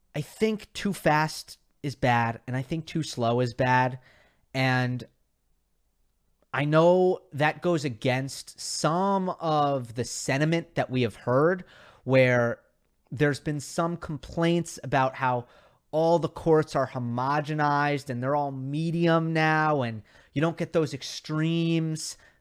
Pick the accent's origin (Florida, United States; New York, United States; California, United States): New York, United States; I grew up in New York